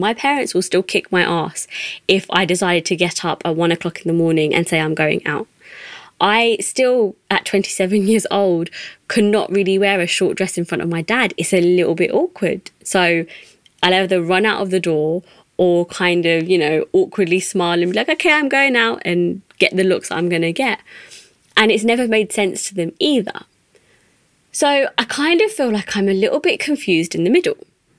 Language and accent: English; England, United Kingdom; first language English; I'm a British Asian woman. I'm 27 years old.